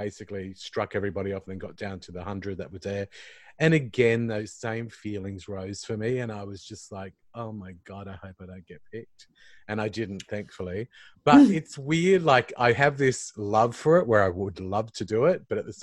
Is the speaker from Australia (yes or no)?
yes; Queensland, Australia; I'm a Queenslander too